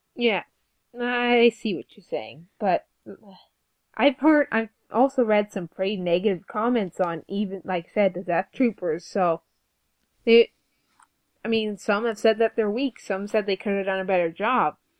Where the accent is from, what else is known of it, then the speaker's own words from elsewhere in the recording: Canada; We're Canadian.